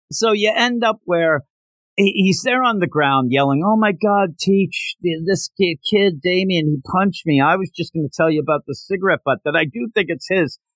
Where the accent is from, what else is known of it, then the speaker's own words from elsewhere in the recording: Philadelphia, Pennsylvania, United States; I'm from the Philadelphia area